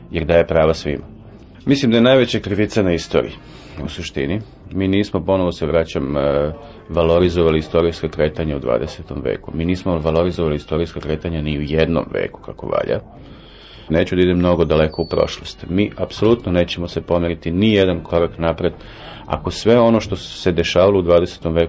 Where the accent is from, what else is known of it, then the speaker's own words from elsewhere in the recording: Belgrade, Serbia; Bio sam očen što sam beograđanin